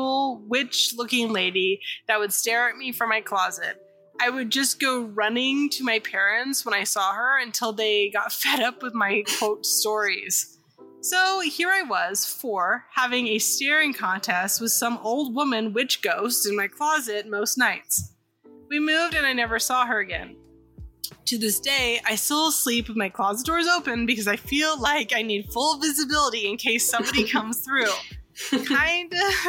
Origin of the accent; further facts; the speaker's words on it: California, United States; I'm from California